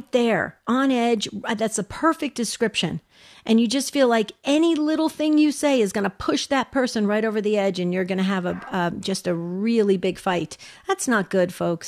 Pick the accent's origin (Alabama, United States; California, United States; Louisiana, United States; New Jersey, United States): New Jersey, United States; now in Arizona, United States; I'm from New Jersey originally, moved out to Arizona in 1984.